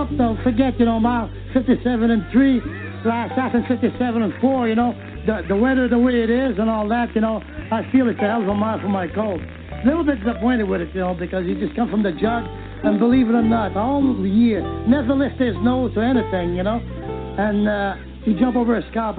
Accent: Angers, Quebec, Canada; born there; I was born in 1940 in Angers, Quebec, Canada. It's about between Ottawa and Montreal.

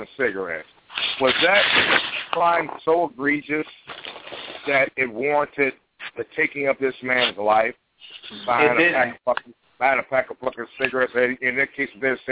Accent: Chicago, Illinois, United States; Chicago, Illinois, my hometown

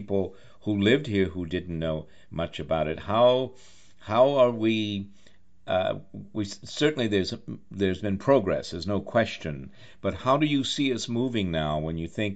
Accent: New York City, New York, United States; also born or lived in Charlottesville, Virginia; I'm a New Yorker, and I'm in New York and D.C. more often than not

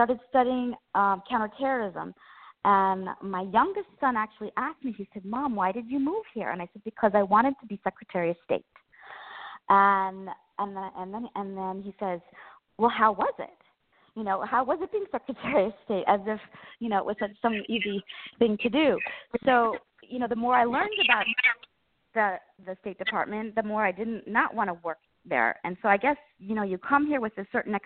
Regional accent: Colorado, United States; moved away as an adult; now in Washington, D.C., United States; I'm from Colorado

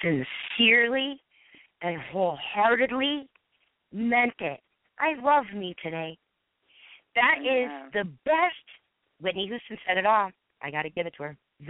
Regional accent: Ireland; And so, I'm Irish and long-winded, and I've proven it.

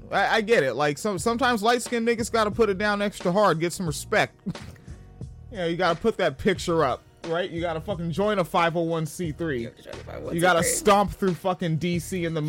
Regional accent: Tacoma, Washington, United States; moved away; The fucking mayor of the town I'm from

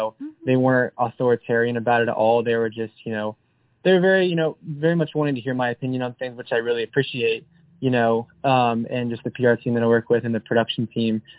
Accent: Lakeland, Florida, United States; moved away as an adult; now in Nashville, United States; gigging around my hometown back in Lakeland, Florida.

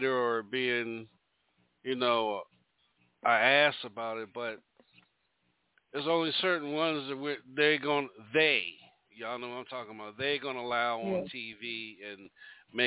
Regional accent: Maryland, United States; I'm from Maryland

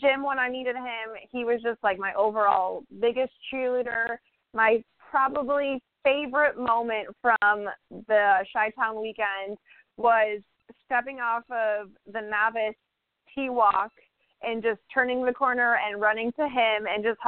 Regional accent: Chicago, Illinois, United States; moved away as an adult; now in Florida, United States; I'm originally from Chicago

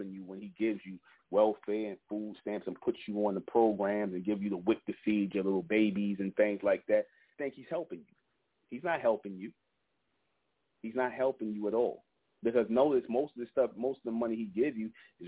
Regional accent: New York City, New York, United States; I grew up in Brownsville, East New York

